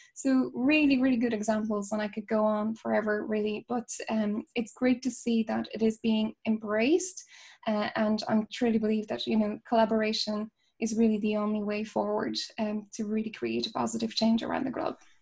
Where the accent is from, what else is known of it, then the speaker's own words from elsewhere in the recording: Poland; moved away as an adult; now in Ireland; I'm originally from Poland